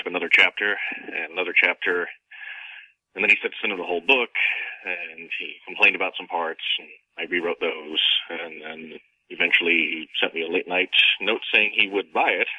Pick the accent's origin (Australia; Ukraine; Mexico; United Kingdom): United Kingdom; also born or lived in Canada; now in United States; I'm from Britain originally, and I lived several years in Canada as well.